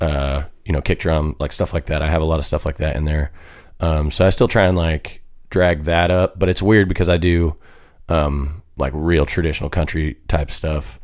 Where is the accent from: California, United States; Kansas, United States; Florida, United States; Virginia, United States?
Kansas, United States; Lakin; moved away; I'm from a town called Lakin